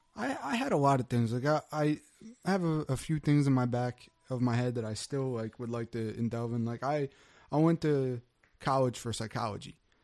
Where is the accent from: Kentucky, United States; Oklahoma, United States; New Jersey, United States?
New Jersey, United States; Wildwood; moved away as an adult; also born or lived in Cape May Court House, New Jersey; now in Woodbine, United States; I'm from Wildwood